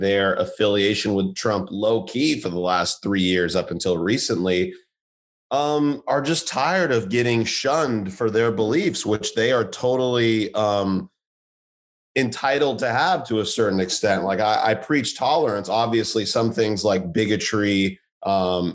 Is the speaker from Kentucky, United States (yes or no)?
no; Santa Monica, California, United States; moved away as an adult; also born or lived in Irvine, California; now in New York City, United States; growing up in Santa Monica, you know, this relatively diverse culture, very liberal, very open